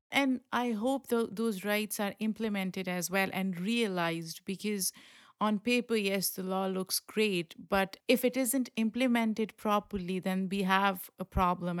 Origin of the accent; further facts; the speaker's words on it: Pakistan; moved away; the way I grew up in Pakistan, very protected